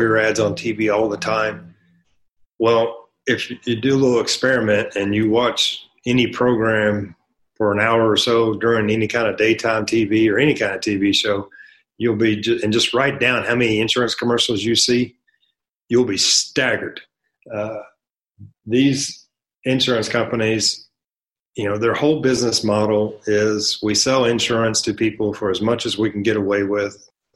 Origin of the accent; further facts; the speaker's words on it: North Texas, United States; moved away as an adult; now in El Paso, United States; I'm from North Texas. I was raised in a trailer park on government cheese.